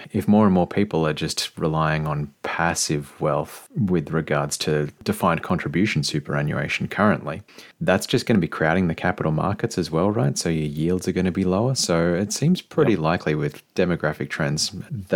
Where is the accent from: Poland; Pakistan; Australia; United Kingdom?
Australia; Being an Australian